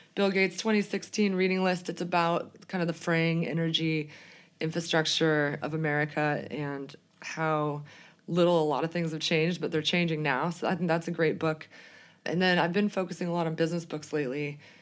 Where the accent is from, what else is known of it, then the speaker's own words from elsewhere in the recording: Boulder, Colorado, United States; growing up in Boulder, Colorado, it was always very environmentally conscious